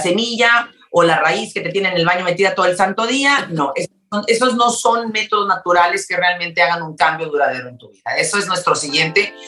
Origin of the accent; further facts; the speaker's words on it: Mexico; now in Houston, United States; yo soy mexicana